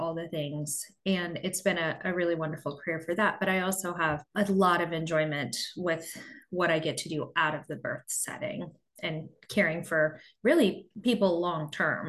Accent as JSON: {"language": "English", "region": "Midwest", "country": "United States", "also_born_or_lived": "Nashville, Tennessee", "moved": "as an adult", "lives_now": "Pennsylvania, United States", "said": "we are both from the Midwest"}